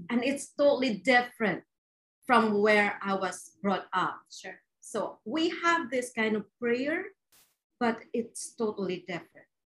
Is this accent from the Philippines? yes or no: yes; Philippines; I was born and raised in the Philippines